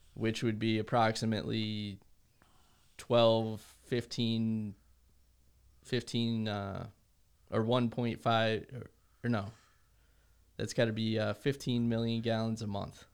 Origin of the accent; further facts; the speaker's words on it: New Jersey, United States; moved away; I grew up in New Jersey